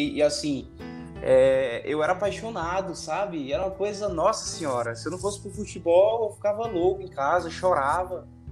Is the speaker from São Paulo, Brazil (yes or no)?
no; Juazeiro do Norte, Ceará, Brazil; sou natural de Juazeiro do Norte